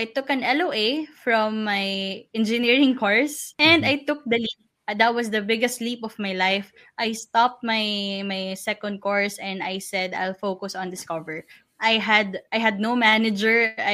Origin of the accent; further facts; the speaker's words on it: Parañaque, Metro Manila, Philippines; I'm from Paranaque.